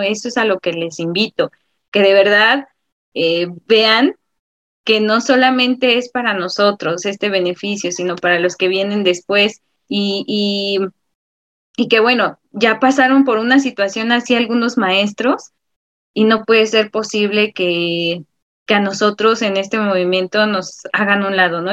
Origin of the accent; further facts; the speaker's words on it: Mexico; como ciudadano y como mexicano